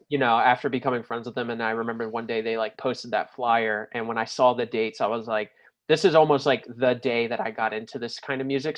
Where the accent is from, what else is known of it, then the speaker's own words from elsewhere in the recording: New Smyrna Beach, Florida, United States; growing up in New Smyrna